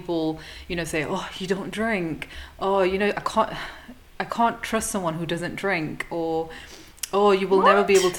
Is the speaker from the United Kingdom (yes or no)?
yes; the north of England, United Kingdom; now in London, United Kingdom; originally from the north, moved to London.